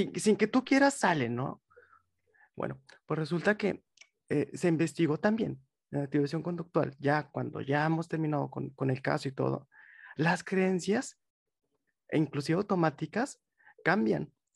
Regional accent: Monterrey, Nuevo León, Mexico; soy de Monterrey, tengo 25 años

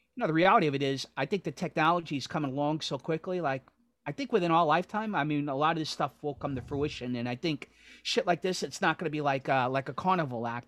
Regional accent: New York City, New York, United States; growing up in Astoria

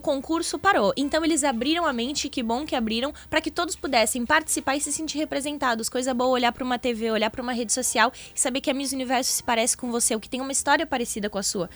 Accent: Rio Grande, Rio Grande do Sul, Brazil; sou de Rio Grande, litoral sul

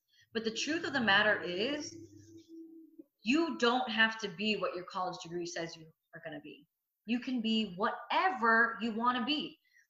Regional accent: India; But I'm Indian. And being a journalist in the Indian community is not viable, right?

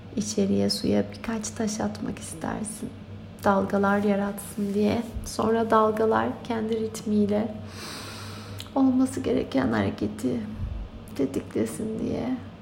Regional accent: Turkey; moved away; Türkiye benim doğup büyüdüğüm yer

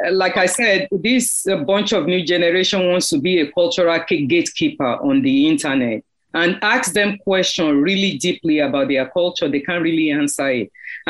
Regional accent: Nigeria; moved away as an adult; now in United States; even when I was growing up in Nigeria, when I was in high school, you can't even speak Yoruba. You can't speak Igbo.

